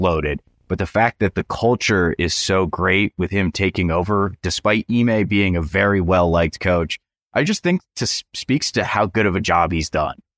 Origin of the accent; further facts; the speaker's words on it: Western Massachusetts, United States; now in Morgantown, United States; I'm from Western Massachusetts